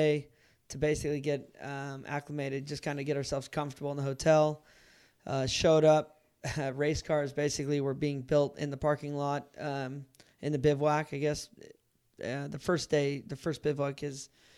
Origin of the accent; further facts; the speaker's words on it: United States; as an American